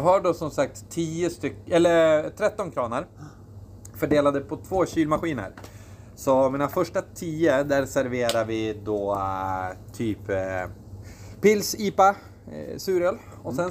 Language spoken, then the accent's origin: Swedish; Östersund, Jämtland, Sweden; Jag är eh, från Östersund